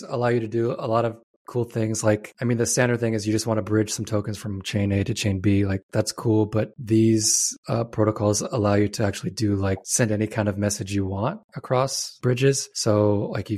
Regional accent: Nebraska, United States; I grew up in Nebraska

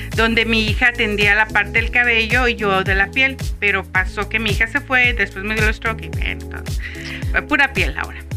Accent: Tijuana, Baja California, Mexico; soy de Tijuana, Baja California

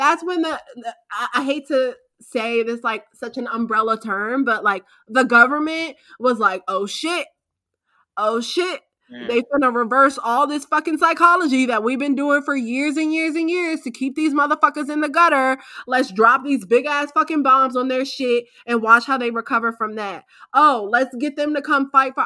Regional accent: Wheeler Road, Maryland side, United States; I grew up on Wheeler Road, but it was on the Maryland side.

